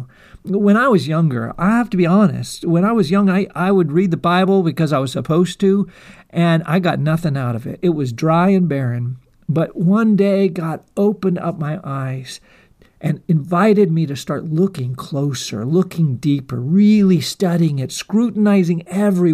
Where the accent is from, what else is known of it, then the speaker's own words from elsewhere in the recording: eastern Washington, United States; when I was in community college here in my hometown